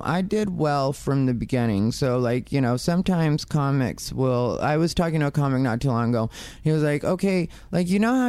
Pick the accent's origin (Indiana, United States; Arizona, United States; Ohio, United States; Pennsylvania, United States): Arizona, United States; I'm also from Arizona.